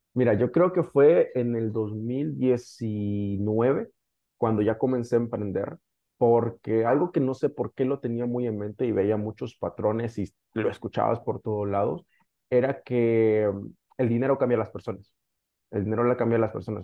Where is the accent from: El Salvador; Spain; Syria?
El Salvador; yo soy originariamente de El Salvador